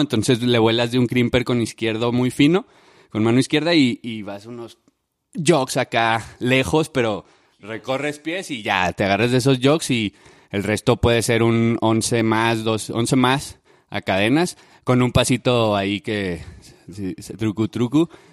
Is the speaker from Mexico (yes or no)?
yes; Ciudad Juárez, Chihuahua, Mexico; yo soy de Juárez, de Ciudad Juárez, Chihuahua.